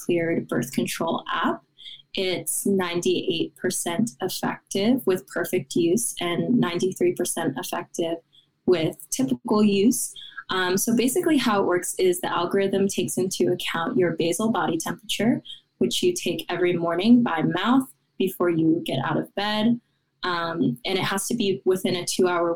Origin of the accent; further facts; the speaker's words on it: Westchester, New York, United States; moved away as an adult; also born or lived in Pennsylvania; I was born in Westchester, New York. It's about 30 minutes out from New York City.